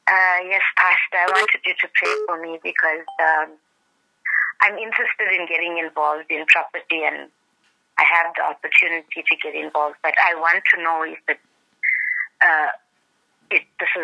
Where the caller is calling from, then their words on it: Pietermaritzburg, KwaZulu-Natal, South Africa; I'm calling from Peter Maritzburg.